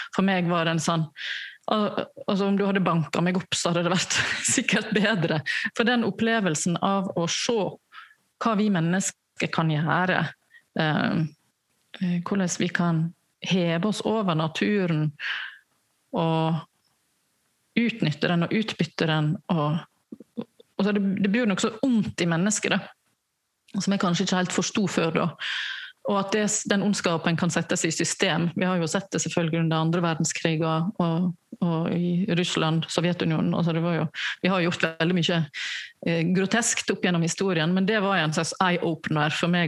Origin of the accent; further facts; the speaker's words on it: Selje, Vestland, Norway; moved away; var jeg hjemme i Selje, der jeg kommer fra